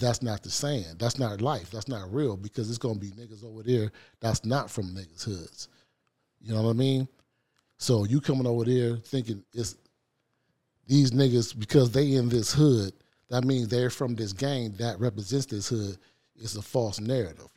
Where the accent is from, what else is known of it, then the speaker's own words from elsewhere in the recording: Los Angeles, California, United States; I grew up on the, in South Central L A, on the east side